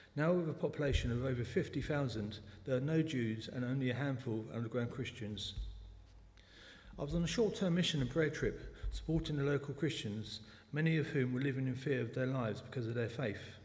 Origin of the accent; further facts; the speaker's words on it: London, United Kingdom; accent: South London; also born or lived in New Malden; I was born in the Clapham Hospital in South London. Sometimes the South London accent pops out